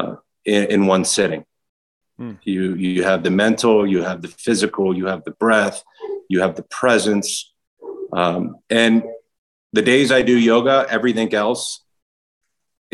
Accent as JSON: {"language": "English", "town": "Baltimore", "region": "Maryland", "country": "United States", "tie": "born or raised there", "said": "a young, scrawny kid growing up in Baltimore"}